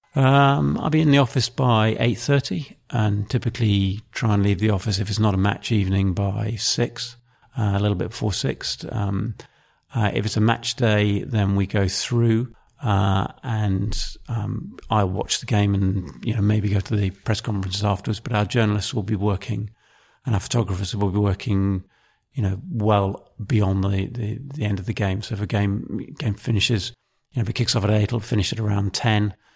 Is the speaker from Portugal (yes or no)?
no; Maidenhead, South East England, United Kingdom; I grew up in, uh, Maidenhead, which is in, um, south of England